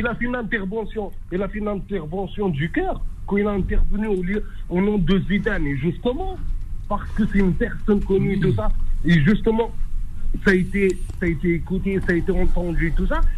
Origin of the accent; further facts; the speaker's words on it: Morocco; je suis marocain.